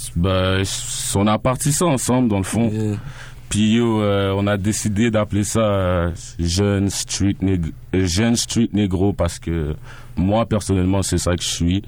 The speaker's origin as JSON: {"language": "French", "town": "Montreal", "region": "Quebec", "country": "Canada", "tie": "born or raised there", "said": "Je viens de Saint-Michel, mais par après, j'ai grandi dans l'Antic"}